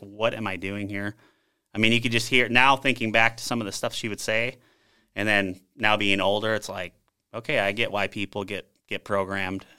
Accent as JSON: {"language": "English", "town": "South St. Paul", "region": "Minnesota", "country": "United States", "tie": "born or raised there", "also_born_or_lived": "Bahrain", "moved": "as an adult", "said": "I grew up in Sault Ste. Paul, Minnesota"}